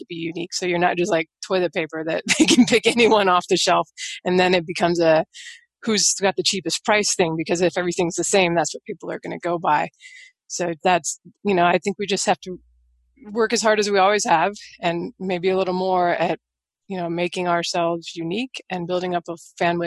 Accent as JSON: {"language": "English", "town": "Seattle", "region": "Washington", "country": "United States", "tie": "born or raised there", "said": "I grew up in Seattle"}